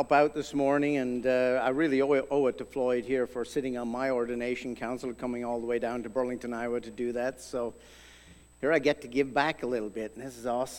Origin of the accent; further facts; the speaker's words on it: Ireland; moved away as an adult; now in United States; I grew up in Ireland.